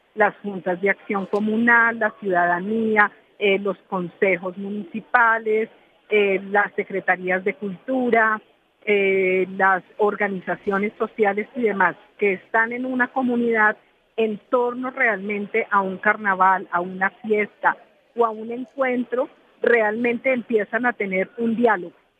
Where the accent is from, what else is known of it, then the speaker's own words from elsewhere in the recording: Colombia; lo que somos como colombianos